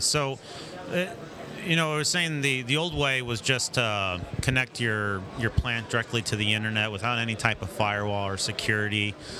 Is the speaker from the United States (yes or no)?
yes; St. Louis, Missouri, United States; So, we're from St. Louis, and we don't always make it down to Arkansas